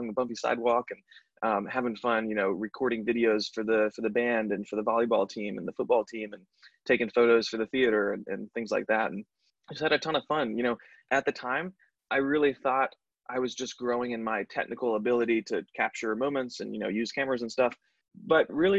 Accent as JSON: {"language": "English", "town": "Raleigh", "region": "North Carolina", "country": "United States", "tie": "born or raised there", "said": "I born and raised in Raleigh"}